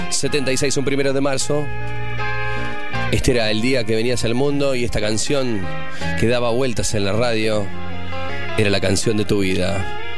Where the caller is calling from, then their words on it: Adrogué, Buenos Aires Province, Argentina; Hola, Pollo … de Adrogué.